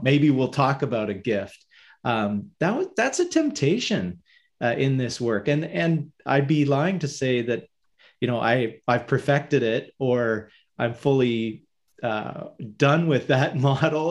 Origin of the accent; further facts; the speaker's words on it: Hamilton, Ontario, Canada; I'm from Hamilton, Ontario, uh, sort of the end of the Great Lakes, Great Lake Ontario.